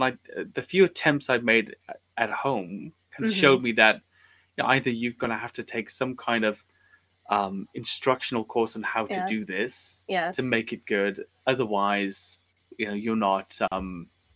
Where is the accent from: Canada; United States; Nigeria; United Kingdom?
United Kingdom; Wales; I grew up in Wales, which is a little enclave on the side of England